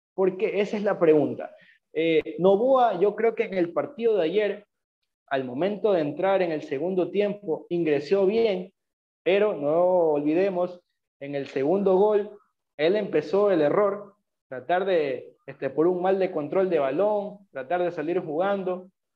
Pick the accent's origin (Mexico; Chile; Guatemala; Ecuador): Ecuador; Nosotros como ecuatorianos